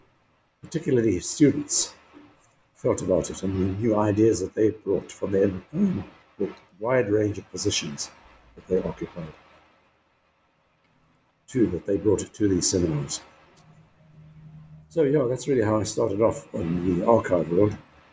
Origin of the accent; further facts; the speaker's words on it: KwaZulu-Natal, South Africa; I grew up in Natal province, as it was then, in South Africa, now KwaZulu-Natal.